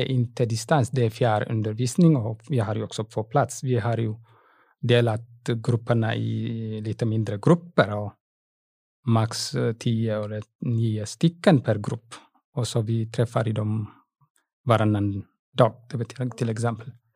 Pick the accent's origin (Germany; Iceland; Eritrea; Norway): Eritrea; Swedish is a second language; moved away as an adult; now in Ludvika, Sweden; jag var lärare, matte och fysiklärare i Eritrea på gymnasietnivå. När jag kom hit